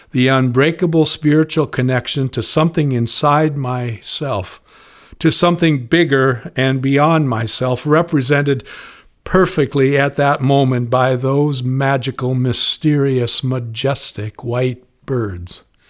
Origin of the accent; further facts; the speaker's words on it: Spokane, Washington, United States; Growing up in Spokane in the nineteen fifties, I'd learned to hunt, to wave the flag, and to pray